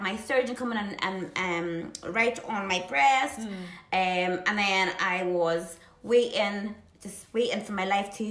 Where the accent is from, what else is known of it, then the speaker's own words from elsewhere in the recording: Ireland; now in United Kingdom; I'm Irish